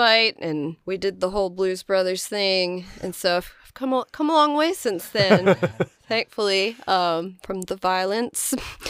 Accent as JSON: {"language": "English", "town": "Philadelphia", "region": "Pennsylvania", "country": "United States", "moved": "as an adult", "lives_now": "Nashville, United States", "said": "Well, I came to Nashville. I'm originally from Philadelphia, and I came here about 10 years ago, I think now."}